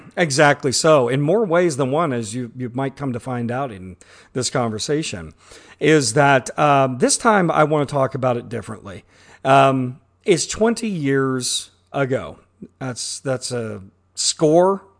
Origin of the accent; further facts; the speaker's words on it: Midwest, United States; born and raised in the Midwest